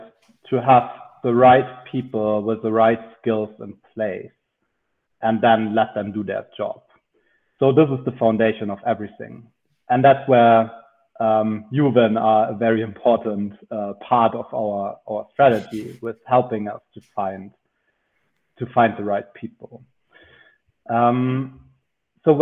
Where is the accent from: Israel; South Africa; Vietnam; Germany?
Germany; Munich, Bavaria; I'm from Munich, where I also studied and worked in consulting for a couple of years